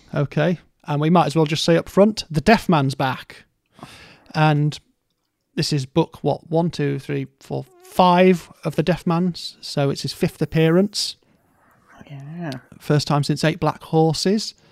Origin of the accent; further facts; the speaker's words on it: Scarborough, Yorkshire and the Humber, United Kingdom; moved away; also born or lived in Stoke; I grew up in Scarborough or just outside of Scarborough in North Yorkshire